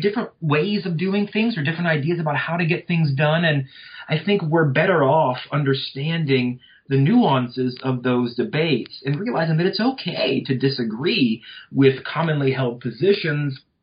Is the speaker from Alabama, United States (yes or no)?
no; North Louisiana, United States; moved away as an adult; also born or lived in Arkansas; now in South Georgia, United States; I come from uh, North Louisiana